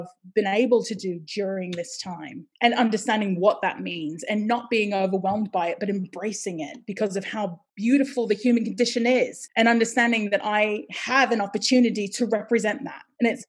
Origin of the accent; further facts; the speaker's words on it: United States; accent: American; also born or lived in Hawaii; I was born and raised in America, but my blood is this and my blood is this.